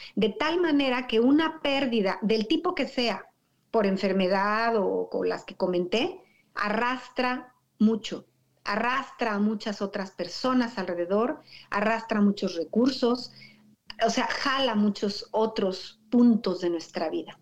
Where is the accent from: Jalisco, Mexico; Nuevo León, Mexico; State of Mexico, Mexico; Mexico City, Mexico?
State of Mexico, Mexico; Toluca; moved away; also born or lived in Metepec; yo nací en Toluca, Estado de México, y muchos años viví en Metepec